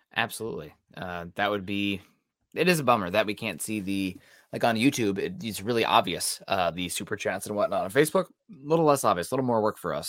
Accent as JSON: {"language": "English", "region": "southern Iowa", "country": "United States", "also_born_or_lived": "Missouri", "said": "I'm from a little further south there, southern Iowa"}